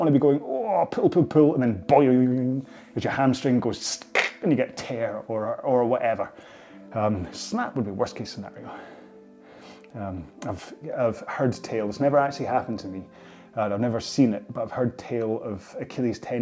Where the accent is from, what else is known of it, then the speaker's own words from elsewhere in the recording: Scotland, United Kingdom; I'm very Scottish